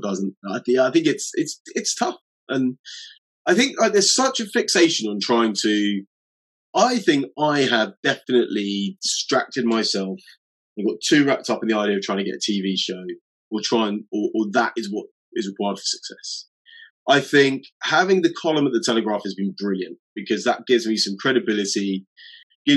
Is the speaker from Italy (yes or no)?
no; United Kingdom; as British people